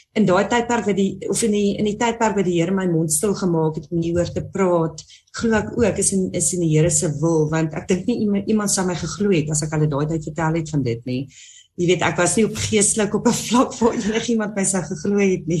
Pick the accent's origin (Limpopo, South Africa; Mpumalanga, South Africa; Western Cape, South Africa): Limpopo, South Africa; Musina; ek kom van Messina af, 'n baie klein dorpie